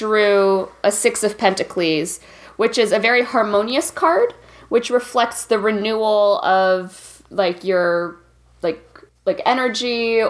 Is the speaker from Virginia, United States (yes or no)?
yes; Northern Virginia, United States; Growing up in Northern Virginia.